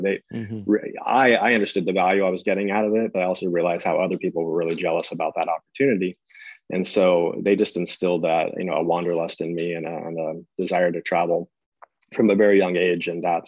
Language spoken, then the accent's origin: English; North Carolina, United States; And so I was born in North Carolina and outside of Charlotte.